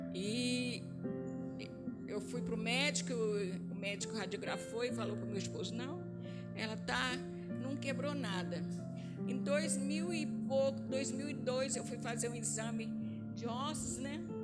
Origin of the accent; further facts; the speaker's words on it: Minas Gerais, Brazil; accent: mineira; moved away; also born or lived in Rio de Janeiro; eu sou carioca com sotaque de mineira, porque com seis anos de idade, a mãe saiu do Rio e voltou para Minas Gerais